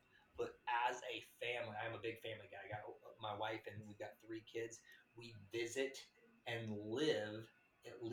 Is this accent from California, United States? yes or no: no; Tulsa, Oklahoma, United States; I'm a guy from Tulsa, Oklahoma. It's like a nowhere place.